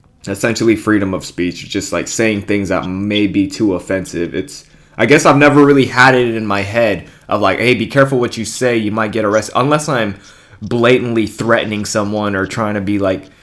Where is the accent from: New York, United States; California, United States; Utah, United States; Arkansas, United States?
California, United States; I'm from California